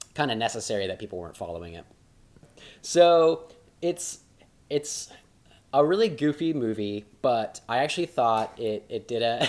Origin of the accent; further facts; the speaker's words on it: Oklahoma, United States; growing up in Oklahoma, like we both did